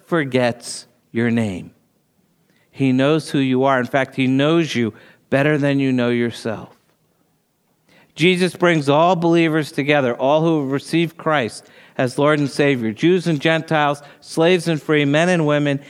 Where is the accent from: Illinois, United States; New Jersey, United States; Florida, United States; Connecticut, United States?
New Jersey, United States; moved away; I grew up in New Jersey